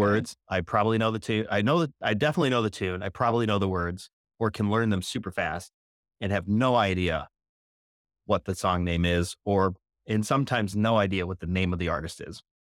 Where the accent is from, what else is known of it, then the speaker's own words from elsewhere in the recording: outside Chicago, Illinois, United States; Outside of Chicago by about sixty or seventy miles west